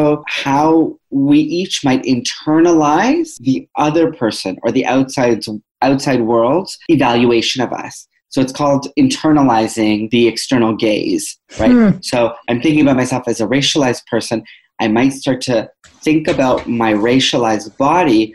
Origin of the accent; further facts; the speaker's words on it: Toronto, Ontario, Canada; I'm from Toronto